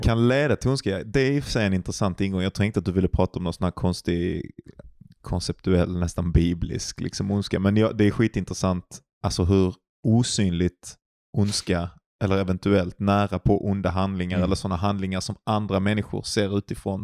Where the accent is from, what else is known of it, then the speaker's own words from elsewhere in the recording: Glumslöv, Skåne, Sweden; utanför Glumslöv där jag är ifrån